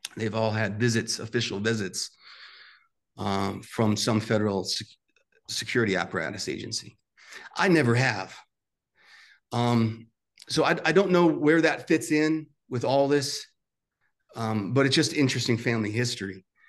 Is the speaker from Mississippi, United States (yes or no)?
no; New York City, New York, United States; I grew up in Staten Island, New York